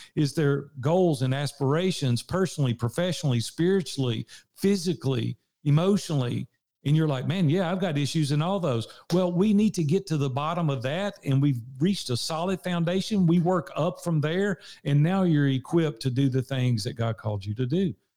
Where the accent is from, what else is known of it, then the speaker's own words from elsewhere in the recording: Nashville, Tennessee, United States; accent: Southern; I'm from Nashville, Tennessee. I've been here sixty-one years now